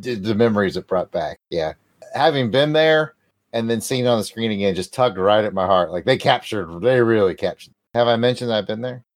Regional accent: Alabama, United States; I'm from Alabama.

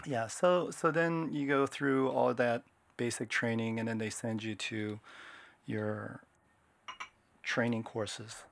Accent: Washington, United States; moved away as an adult; now in Japan; I grew up in Washington State. I was born in Japan. I'm half Japanese

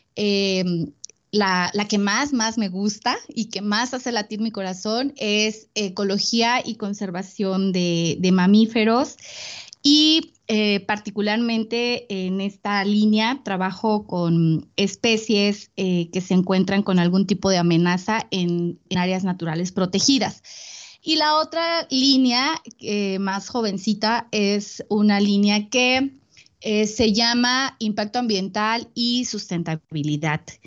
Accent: Veracruz, Mexico; yo soy originaria de Veracruz

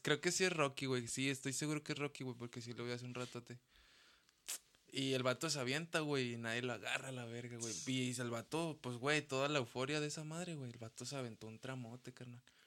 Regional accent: Mexico; yo amo mi México, güey, yo amo mi raza

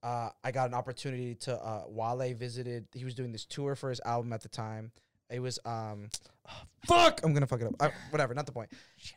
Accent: Boston, Massachusetts, United States; I'm born and raised.

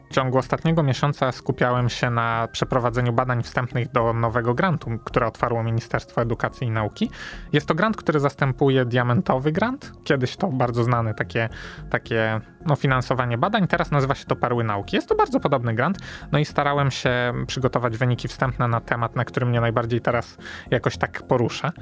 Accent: Wrocław, Lower Silesian Voivodeship, Poland; jestem wrocławianinem rodowitym

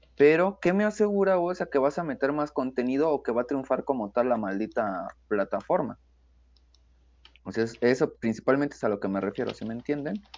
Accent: Mexico; como mexicanos decimos

